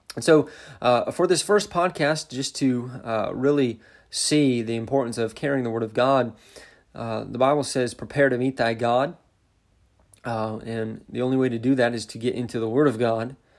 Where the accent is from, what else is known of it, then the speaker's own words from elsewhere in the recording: Montana, United States; also born or lived in central Indiana; now in Indiana, United States; I grew up in Montana, um, living on a ranch